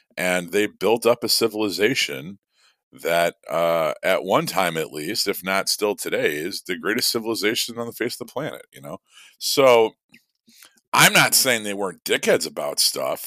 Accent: Midwest, United States; being a Midwesterner myself and given the fact that this legend is born from the area that I grew up

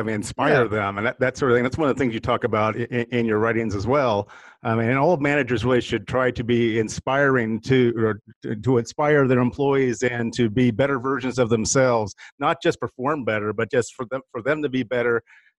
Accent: Midwest, United States; moved away; And we're from the Midwest originally

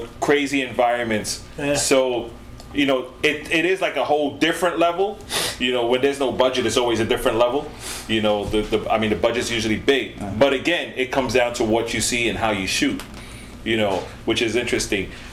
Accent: New York City, New York, United States; I'm born and raised in the Bronx

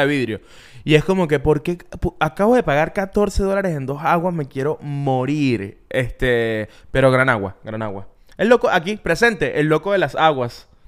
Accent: Venezuela; born or raised there; now in United States

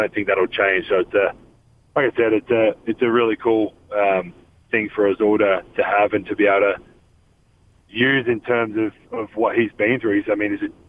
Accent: Australia; now in Salt Lake City, United States; Growing up in Australia

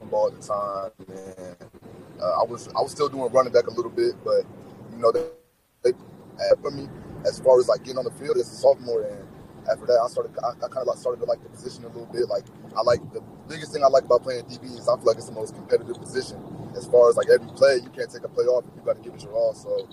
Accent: Springfield, Ohio, United States; I'm from Ohio. I'm from the Springfield, Urbana area. Attended Springfield High School

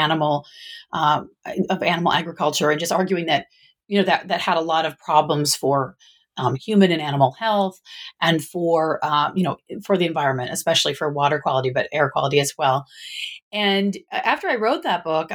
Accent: Michigan, United States; now in Northern California, United States; I was originally from the Midwest, from Michigan

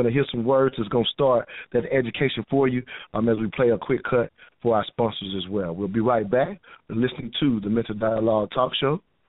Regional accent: the South, United States; growing up in the South

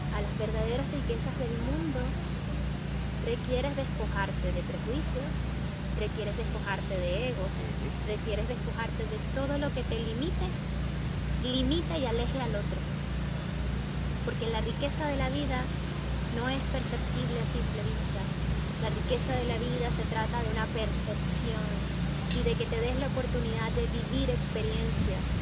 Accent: Venezuela; accent: Venezuelan; Tenía más acento venezolano.

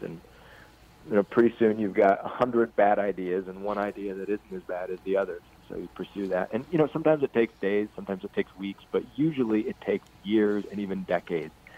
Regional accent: Ames, Iowa, United States; now in Iowa City, United States; I grew up in Ames, Iowa, and I live two hours east

